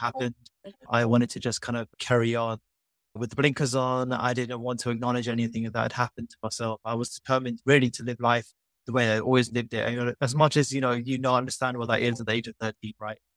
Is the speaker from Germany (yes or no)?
no; London, United Kingdom; moved away as an adult; now in Norwich, United Kingdom; growing up in London